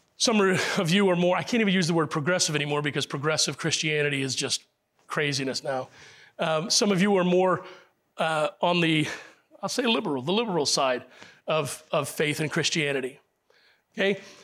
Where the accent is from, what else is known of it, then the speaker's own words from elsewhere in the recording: Puerto Rico; I was born in Puerto Rico, but I'm still English.